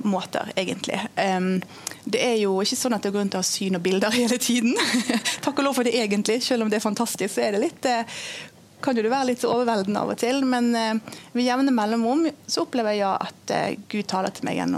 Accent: Indonesia; jeg har vokst opp som misjonærbarn i Indonesia.

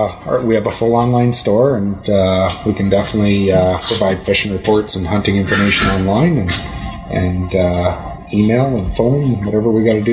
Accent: Chilliwack, British Columbia, Canada; I grew up in Chilliwack, actually. I was a farmer by trade down there.

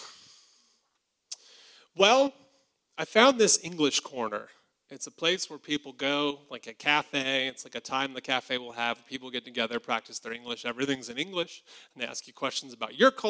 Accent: Alabama, United States; I'm from Alabama

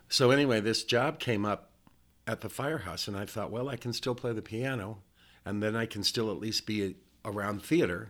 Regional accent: Estherville, Iowa, United States; moved away as an adult; also born or lived in Omaha, Nebraska; I was born and raised in Estherville, Iowa, which is this little town in northwest Iowa

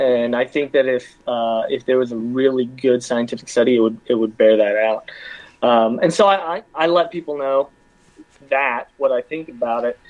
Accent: Athens, Georgia, United States; I'm from Athens. This is my home

